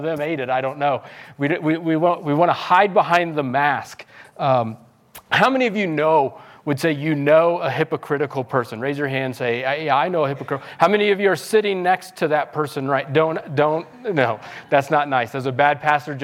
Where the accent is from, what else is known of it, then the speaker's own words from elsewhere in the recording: Missouri, United States; now in Los Angeles, United States; we're from Missouri in the Midwest on a farm town